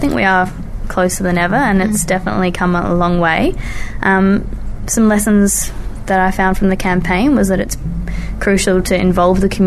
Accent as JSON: {"language": "English", "town": "Adelaide", "region": "South Australia", "country": "Australia", "tie": "born or raised there", "said": "my hometown, Adelaide"}